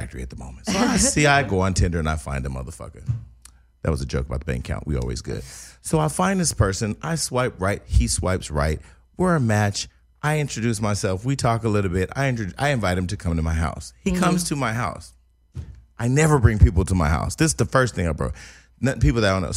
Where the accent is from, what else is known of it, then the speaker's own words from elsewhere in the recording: Northern California, United States; I'm from Northern California